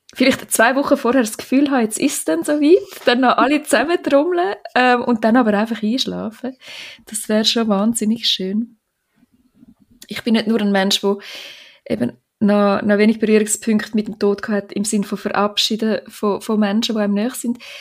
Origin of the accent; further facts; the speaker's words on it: Switzerland; das Glaubfelden, dort, wo ich aufgewachsen bin